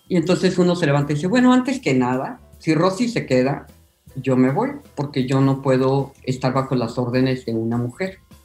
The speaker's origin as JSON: {"language": "Spanish", "region": "Oaxaca", "country": "Mexico", "said": "Yo soy de Oaxaca y los oaxaqueños somos medios obsesivos con nuestros sabores"}